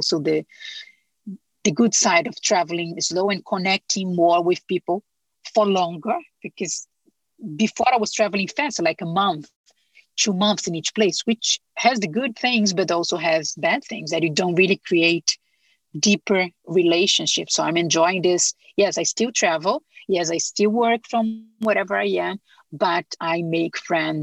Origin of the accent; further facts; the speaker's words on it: Brazil; moved away; I'm from Brazil